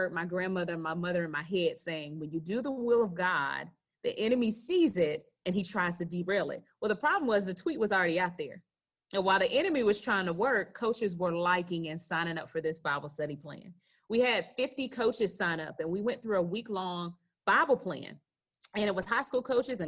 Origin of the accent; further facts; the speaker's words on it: Gadsden County, near Tallahassee, Florida, United States; We grew up in Gadsden County right outside of Tallahassee